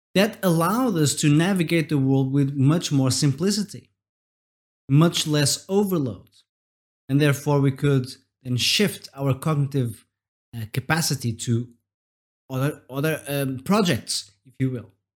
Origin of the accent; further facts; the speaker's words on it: Portugal; I'm from Portugal, and we have this word